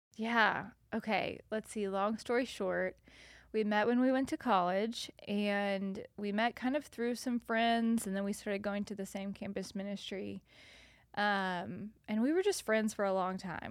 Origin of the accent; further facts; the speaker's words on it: north of Nashville, Tennessee, United States; moved away as an adult; also born or lived in South Carolina / Louisiana; now in Chattanooga, United States; I was born in South Carolina, lived in Louisiana, and then have lived, um, north of Nashville for the rest of the time